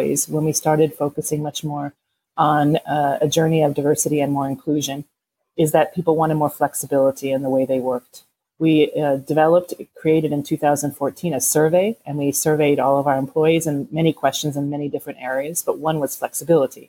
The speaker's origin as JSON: {"language": "English", "country": "United States", "accent": "American", "moved": "yes", "lives_now": "Parma, Italy", "said": "So you can tell from my accent that probably I'm American. I'm here in, as you said, in Parma, Italy"}